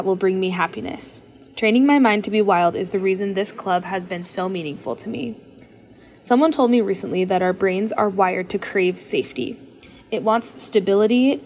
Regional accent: Lehi, Utah, United States; I am from Lehi, Utah

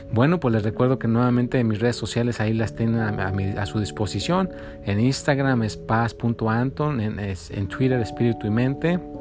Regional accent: Mexico; now in United States; yo soy de México, por eso digo México

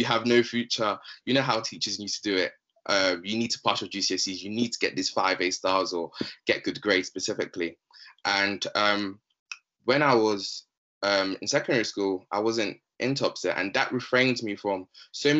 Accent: London, United Kingdom; also born or lived in Democratic Republic of the Congo; I'm 24 years old, from London, specifically South London, specifically. I'm originally from the Democratic Republic of Congo.

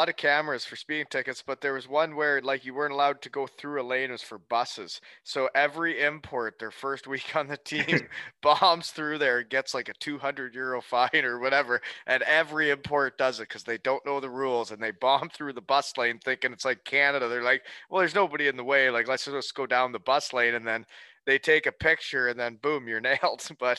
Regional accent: Elmira, New York, United States; I'm from Elmira

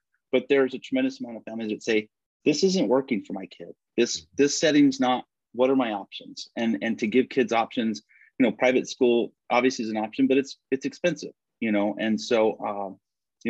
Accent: Belen, New Mexico, United States; I grew up in Belen

